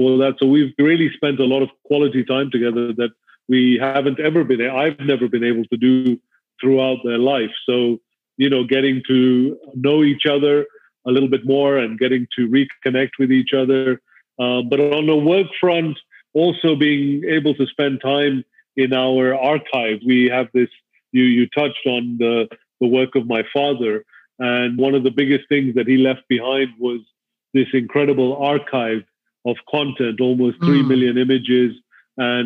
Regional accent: Kenya; I was born and raised in Kenya. So I've grown up here all my life

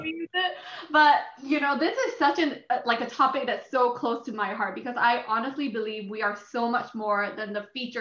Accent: Singapore; I'm originally from Singapore.

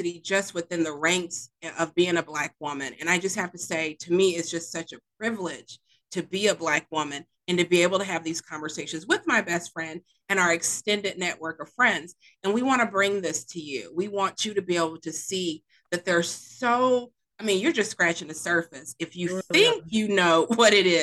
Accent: Mississippi, United States; also born or lived in Ohio; now in Georgia, United States; I was born in Ohio, raised in Mississippi

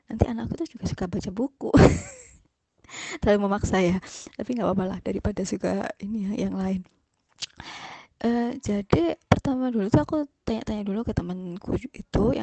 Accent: Malang, East Java, Indonesia; E, perkenalkan … saya dari Malang.

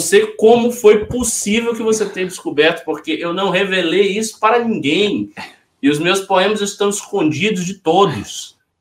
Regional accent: Bahia, Brazil; moved away; eu já estou um pouco afastado da Bahia

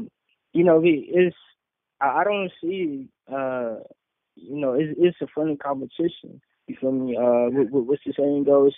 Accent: North Carolina, United States; I came all the way from North Carolina to, man, that was just a whole dope experience.

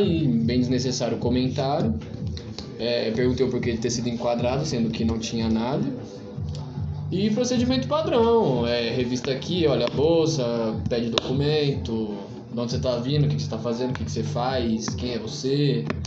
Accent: Carapicuíba, São Paulo, Brazil; Sou de Carapicuíba

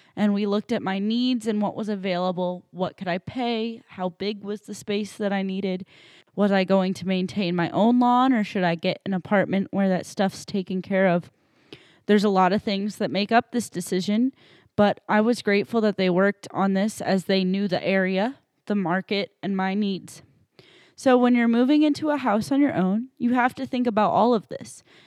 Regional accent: New Hampshire, United States; moved away as an adult; also born or lived in Saint Louis, Missouri; now in Illinois, United States; I grew up in New Hampshire for eighteen years

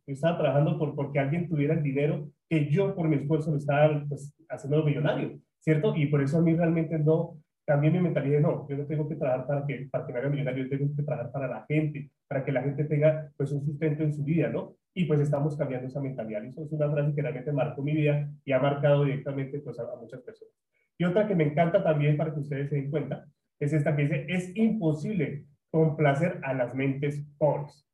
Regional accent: Colombia; Soy colombiano

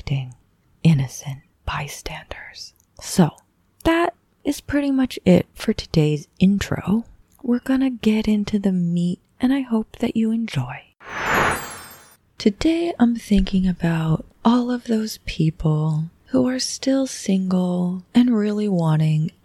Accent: Boulder, Colorado, United States; I'm from Boulder, Colorado, a little town.

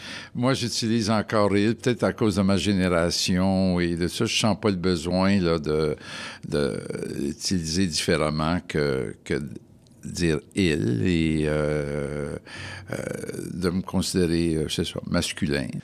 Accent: Montreal, Quebec, Canada; Je suis né à Montréal et j'ai eu toute ma vie euh, familiale, personnelle à Montréal.

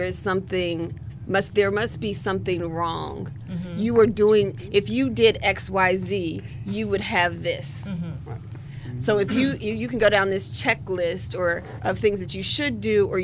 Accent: West Virginia, United States; moved away as an adult; now in Washington, D.C., United States; I'm a West Virginia native, and I'm a D.C. resident, Washington, D.C. resident.

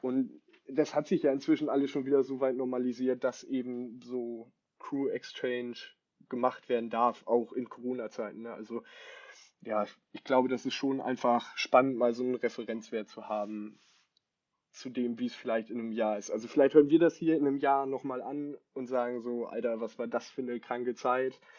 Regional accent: Bad Oeynhausen, North Rhine-Westphalia, Germany; now in Hamburg, Germany; wohne in Hamburg, komme aber nicht wie Grieco nicht gebürtig aus Hamburg, sondern aus Bad Oeynhausen

